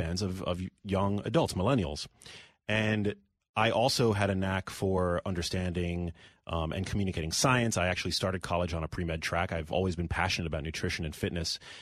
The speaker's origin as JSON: {"language": "English", "town": "New York City", "region": "New York", "country": "United States", "tie": "born or raised there", "said": "I'm born and raised in New York City"}